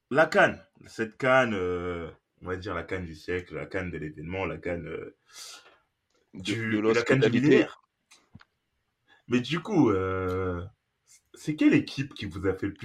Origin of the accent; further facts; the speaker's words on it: Morocco; tu dis, mais on Est on est marocain.